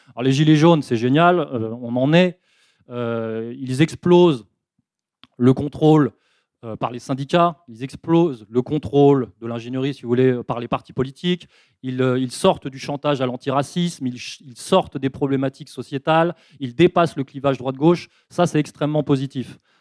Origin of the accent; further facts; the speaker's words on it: France; en tant que Français résistants